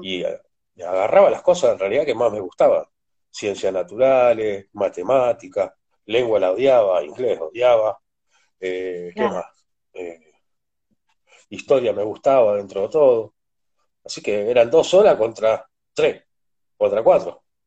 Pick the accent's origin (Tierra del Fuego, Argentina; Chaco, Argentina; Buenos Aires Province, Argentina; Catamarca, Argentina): Buenos Aires Province, Argentina; San Martín, Tres de Febrero; born or raised there; also born or lived in Potrero de Garay, Córdoba, Argentina